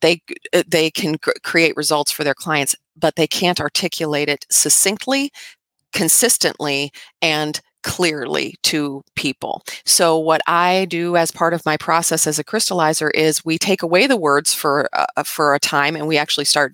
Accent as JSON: {"language": "English", "country": "United States", "said": "when we're kids here in America"}